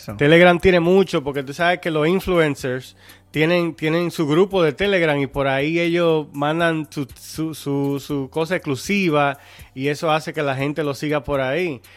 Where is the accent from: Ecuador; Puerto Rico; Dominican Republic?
Dominican Republic; nosotros como dominicanos